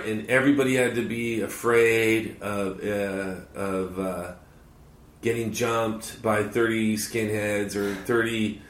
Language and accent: English; Los Angeles, California, United States; born or raised there; now in Orange County, United States